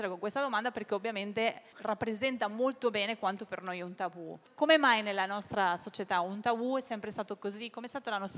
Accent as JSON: {"language": "Italian", "country": "Spain", "moved": "yes", "said": "io sono spagnola, gli spagnoli siamo molto diretti"}